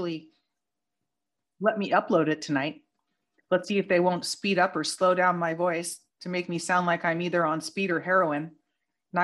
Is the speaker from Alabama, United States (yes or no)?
no; Northern California, United States; from my hometown up in NorCal, where I was born and raised